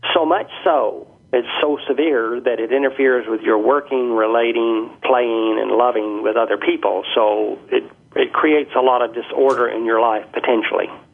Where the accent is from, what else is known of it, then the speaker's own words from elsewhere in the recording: Birmingham, Alabama, United States; moved away as an adult; now in Canada; when I was growing up in Birmingham, Alabama. I've been in Canada since 1985